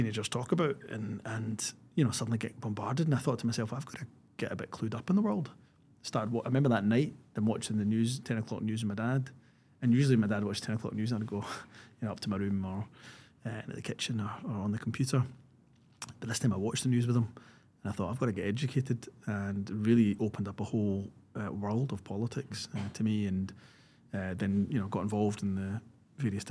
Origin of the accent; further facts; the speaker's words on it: Scotland, United Kingdom; being from the background in terms of being a Scottish Pakistani, South Asian